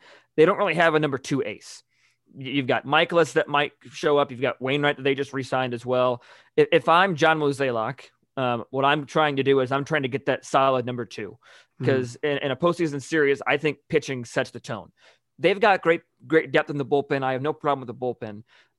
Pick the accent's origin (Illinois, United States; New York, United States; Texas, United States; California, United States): Illinois, United States; I'm from Illinois, so Blackhawks a little bit.